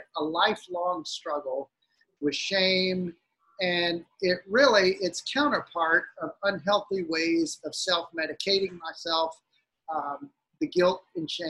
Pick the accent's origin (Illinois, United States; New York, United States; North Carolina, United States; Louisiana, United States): Louisiana, United States; South; I grew up in South Louisiana